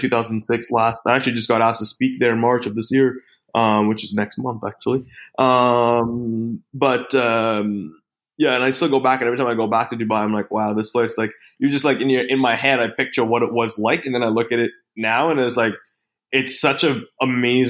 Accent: Australia; coming from being an Aussie

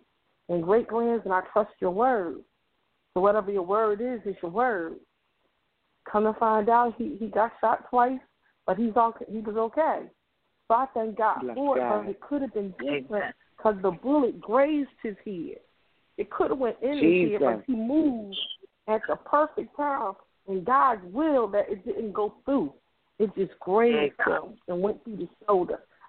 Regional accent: Philadelphia, Pennsylvania, United States; I grew up in Mount Airy. I raised kids in North Philly

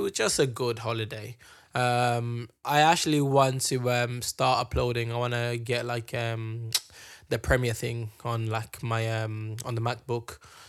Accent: London, United Kingdom; When people from Morocco ask us where you're from, I just say London.

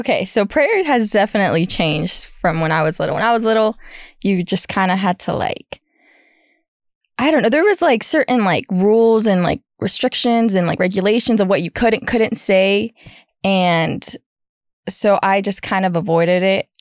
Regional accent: California, United States; moved away as an adult; now in Texas, United States; I am originally from California, born and raised

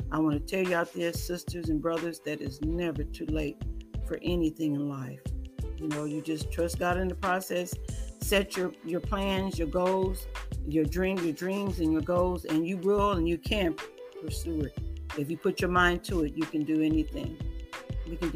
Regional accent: California, United States; I tell you, I am from California to here.

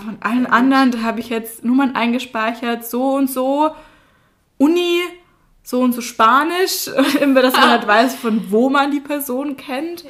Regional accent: Austria; moved away as an adult; now in Passau, Germany; ich komme ja aus Österreich. Deshalb verzeiht es mir, wenn mein Satzbau mal nicht so richtig ist oder ich mal einen Buchstaben weglasse oder in den Dialekt falle.

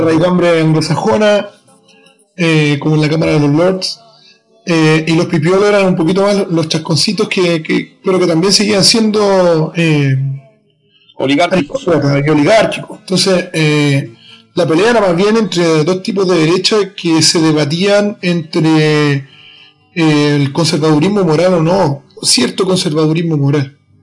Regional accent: Chile; mi país

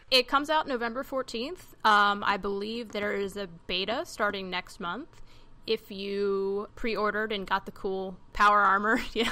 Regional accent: Maryland, United States; I'm from Maryland.

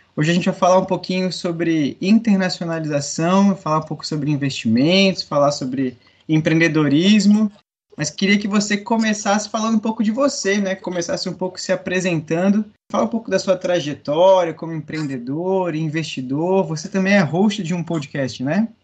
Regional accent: Brazil; nós brasileiros

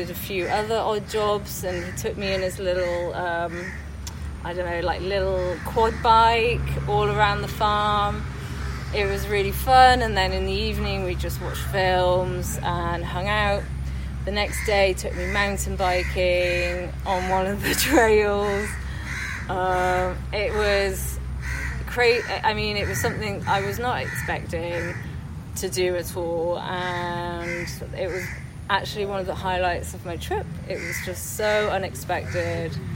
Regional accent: Wales, United Kingdom; now in London, United Kingdom; um, am Welsh um, but I live in London. I've been living in London for the last 12 years.

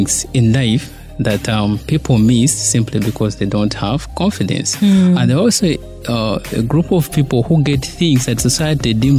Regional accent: Masaka, Central Region, Uganda; I grew up in Masaka.

